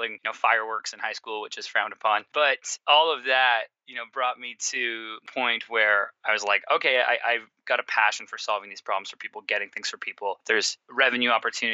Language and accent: English; Surrey, British Columbia, Canada; moved away as an adult; also born or lived in Toronto; I'm originally from a suburb from Vancouver, British Columbia, called Surrey. So I'm from there. I grew up playing sports my whole life